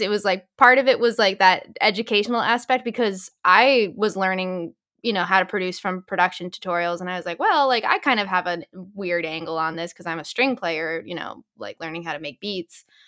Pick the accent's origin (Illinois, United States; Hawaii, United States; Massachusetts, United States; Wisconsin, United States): Massachusetts, United States; Boston; moved away as an adult; also born or lived in Los Angeles; I'm from the Boston area originally